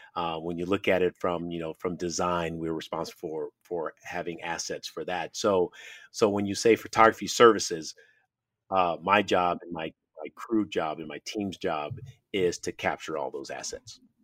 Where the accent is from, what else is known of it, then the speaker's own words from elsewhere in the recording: San Francisco, California, United States; when I was a kid growing up in San Francisco